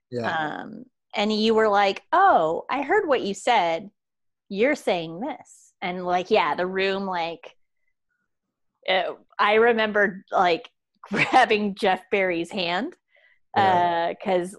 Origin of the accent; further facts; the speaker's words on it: Jamaica; I'm Jamaican and the Jamaican identity is different than maybe what you're projecting onto